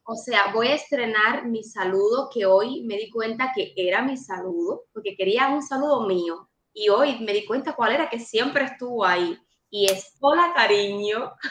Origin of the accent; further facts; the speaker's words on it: Manuel Tames, Guantánamo, Cuba; moved away as an adult; now in Miami, United States; soy de un municipio de Guantánamo, de un centralito allá que se llama Manuel Tames. Y literal me sacaron de Manuel Tames y me pusieron en Miami.